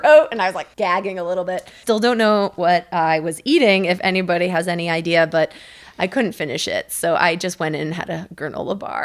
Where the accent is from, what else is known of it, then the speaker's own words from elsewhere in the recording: United States; also born or lived in India / Kenya; I grew up in the United States.